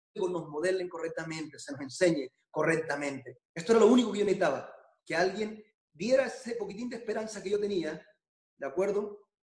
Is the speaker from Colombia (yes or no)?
yes; Colombia; now in Barcelona, Spain; yo soy original de Colombia